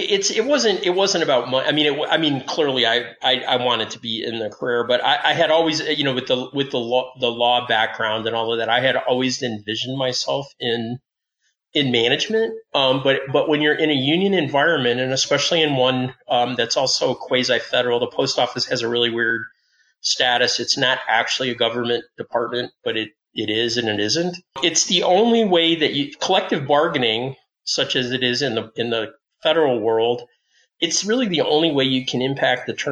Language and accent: English; Detroit, Michigan, United States; moved away; I lived in Michigan and I grew up in the Detroit area